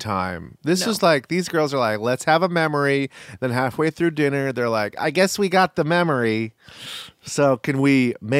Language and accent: English; Jamaica; As a Jamaican, I say that he looks enough like Ralph Macchio